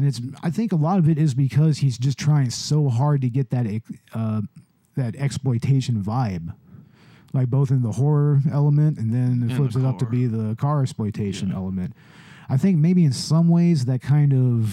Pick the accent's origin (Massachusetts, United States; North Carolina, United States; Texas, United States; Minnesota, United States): Texas, United States; I'm a Texan who doesn't drink Big Red.